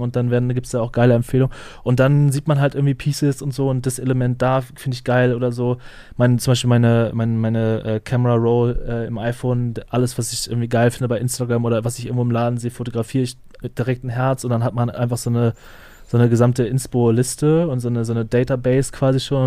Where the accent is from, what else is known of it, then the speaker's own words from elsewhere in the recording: Flensburg, Schleswig-Holstein, Germany; ich komme aus Flensburg